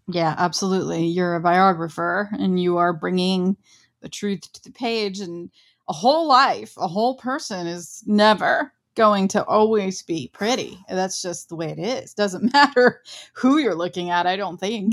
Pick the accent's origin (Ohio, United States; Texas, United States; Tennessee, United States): Ohio, United States; I'm from Ohio